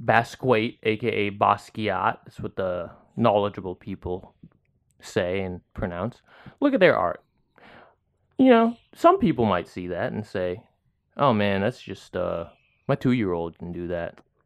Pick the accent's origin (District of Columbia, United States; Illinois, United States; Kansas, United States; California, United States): California, United States; San Diego; moved away; I'm from San Diego